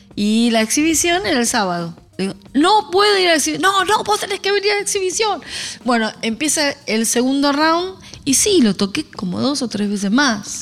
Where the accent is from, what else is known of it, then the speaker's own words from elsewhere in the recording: Buenos Aires, Argentina; Soy porteña